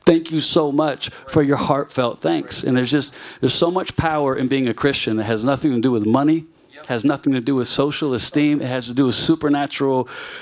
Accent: Virginia, United States; now in New York City, United States; I'm from Virginia

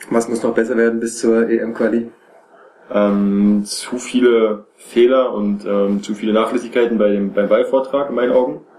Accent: Berlin, Germany; ich sage jetzt mal letzte Saison bei Alba Berlin zum Beispiel, als Beispiel für mich jetzt als Berliner

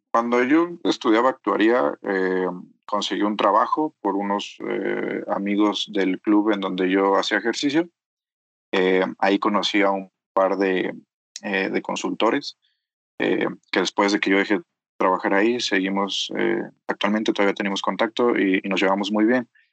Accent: Mexico; soy mexicano

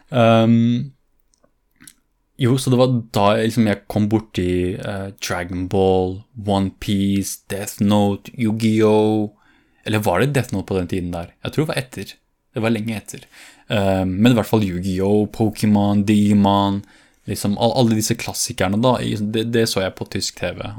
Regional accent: Fredrikstad, Østfold, Norway; Og det, det jeg mener med at jeg vokste opp i Fredrikstad, fordi det var ikke bare det at jeg vokste opp fysisk, men også det der jeg utviklet meg

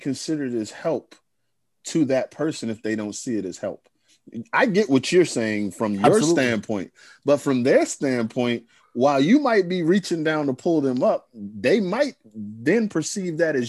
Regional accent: United States; I'm the American in this

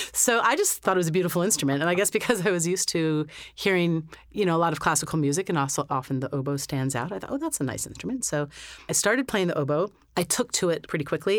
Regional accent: Lewisburg, Pennsylvania, United States; I was born in Lewisburg, Pennsylvania, which is smack dab in the middle of the state, an hour north of Harrisburg

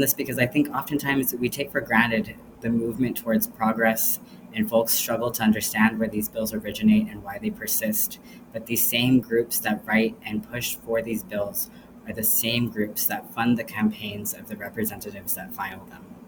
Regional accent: El Paso, Texas, United States; I am a trans, queer, non binary, first generation immigrant from El Paso, Texas

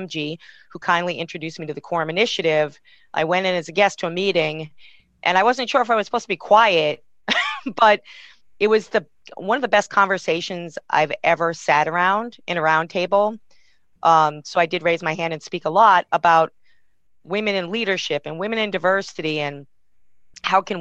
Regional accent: outside of Boston, Massachusetts, United States; I grew up outside of Boston

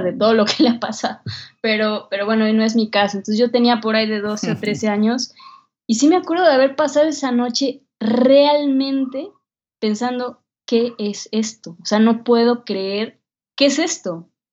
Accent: Mexico; una mexicana de 22 años

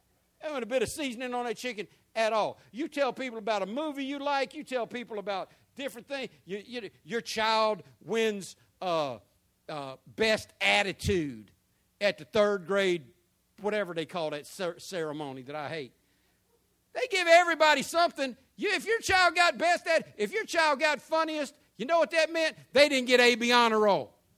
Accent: Jacksonville, Florida, United States; also born or lived in San Diego, United States / England / Norfolk, United States; I was born in San Diego, California. I went to kindergarten, first, second grade in England. When we came back to America, went in Norfolk, Virginia, and Oceana, and moved to Jacksonville when I was 11 years old.

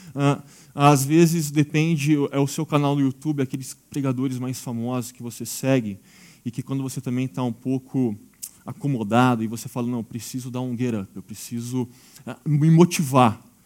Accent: Brazil; nós somos brasileiros e fé não é o problema

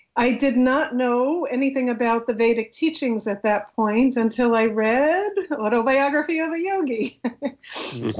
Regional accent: New York City, New York, United States; I was brought up in a very ordinary secular Jewish home in Queens, New York

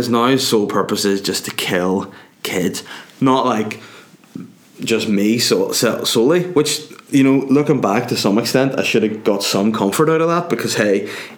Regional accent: Northern Ireland, United Kingdom; I'm Northern Irish

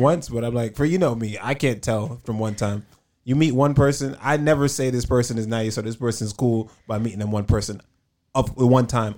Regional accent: New York, United States; I'm from New York

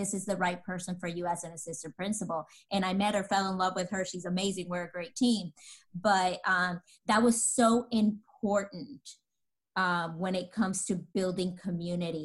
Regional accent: Dallas, Texas, United States; I'm from Texas, Dallas

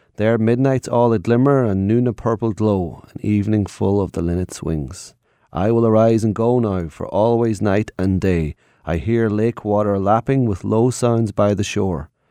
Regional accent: Ireland; growing up in Ireland

